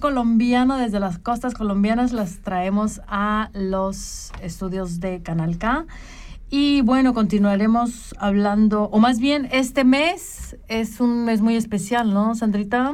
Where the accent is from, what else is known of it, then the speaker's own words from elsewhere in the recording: Mexico; las que somos mexicanas